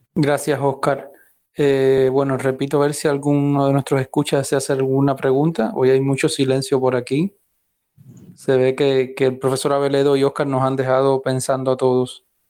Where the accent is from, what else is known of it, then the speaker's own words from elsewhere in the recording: Cuba; somos los cubanos de a pie